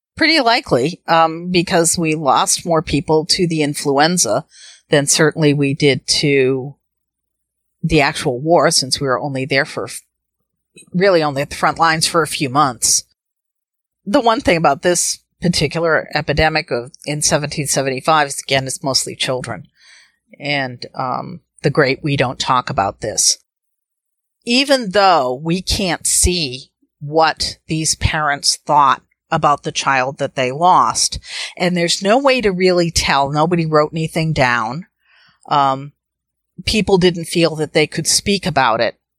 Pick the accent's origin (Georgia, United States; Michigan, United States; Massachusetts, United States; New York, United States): Massachusetts, United States; Needham; also born or lived in Westford, Massachusetts; I grew up in Needham.